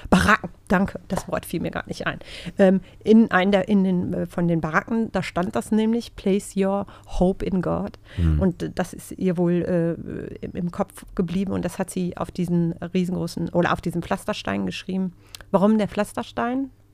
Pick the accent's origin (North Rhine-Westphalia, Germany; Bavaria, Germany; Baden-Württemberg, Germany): North Rhine-Westphalia, Germany; Gelsenkirchen; also born or lived in Dortmund; das habe ich aber alles in Gelsenkirchen gemacht, weil ich äh, wohne nämlich schon seit vielen, vielen Jahren in Gelsenkirchen, obwohl ich gebürtige Dortmunderin bin